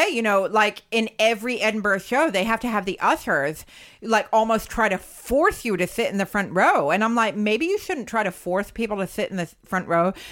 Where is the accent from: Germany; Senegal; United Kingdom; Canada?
Canada; Lethbridge, Alberta; I'm from I'm from Lethbridge, Alberta.